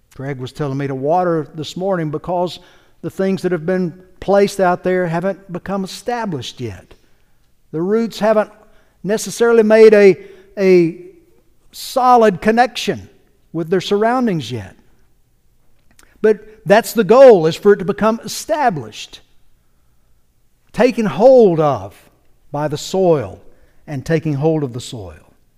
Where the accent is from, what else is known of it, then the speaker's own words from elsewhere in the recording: North Carolina, United States; now in Georgia, United States; I grew up in North Carolina, just across the Georgia border there